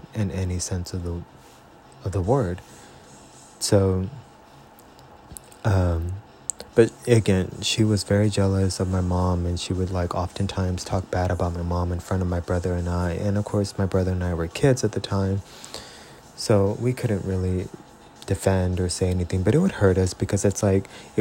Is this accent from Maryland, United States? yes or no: no; Robstown, Texas, United States; moved away as an adult; also born or lived in Corpus Christi, Texas / San Antonio, Texas; now in California, United States; I was born in Corpus Christi, raised in Robstown, Texas, from the years of basically an infant to about 12 or 13.